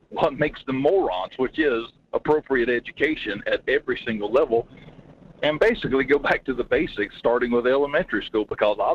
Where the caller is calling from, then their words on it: Denali, Alaska, United States; Hey, good morning, Mike. … out of Denali.